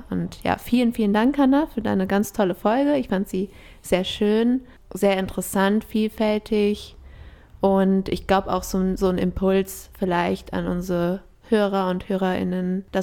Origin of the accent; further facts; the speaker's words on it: Ecuador; aber ich bin ja in Ecuador aufgewachsen.